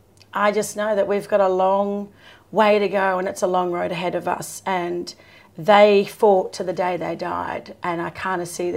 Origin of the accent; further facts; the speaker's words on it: Sydney, New South Wales, Australia; moved away; I have a historical association with Redfern. So born and raised here in Sydney, in Redfern. But my people are the Wanneroo or Bunjalung people from the Hunter Valley. And my father's line are actually Gungaloo Birrigubba people from Queensland, even though I'm a Koori